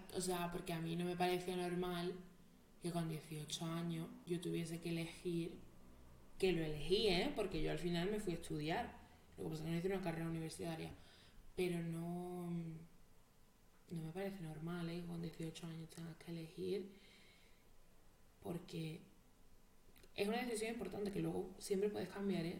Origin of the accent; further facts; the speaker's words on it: Jerez de la Frontera, Andalusia, Spain; moved away as an adult; also born or lived in Madrid; Jerez es donde yo he crecido, donde he vivido y a mí me duele mi pueblo